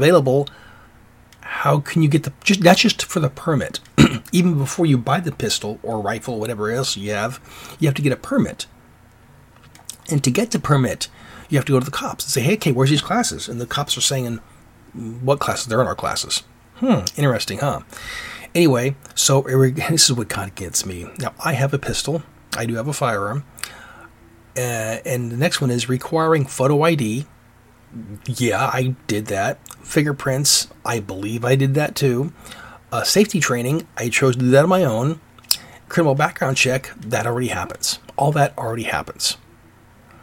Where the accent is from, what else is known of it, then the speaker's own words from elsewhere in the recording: Alaska, United States; moved away; also born or lived in Washington; I'm from Alaska, and I remember it used to be really cool up there, and I was heard that when I was a kid up there